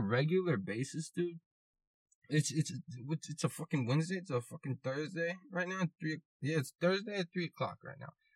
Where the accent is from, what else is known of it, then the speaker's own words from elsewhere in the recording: United States; I'm American